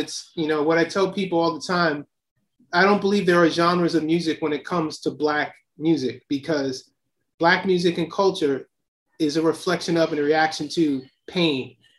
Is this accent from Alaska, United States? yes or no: no; Silver Spring, Maryland, United States; moved away; also born or lived in Queens; Well, I grew up initially in Silver Spring, Maryland. You know, my father was a filmmaker and he taught at Howard University. And my parents split up, so we moved to Queens in 1977.